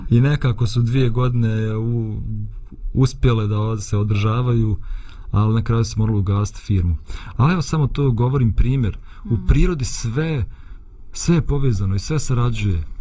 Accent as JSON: {"language": "Croatian", "country": "Bosnia & Herzegovina", "said": "Kod nas u Bosni i Hercegovini"}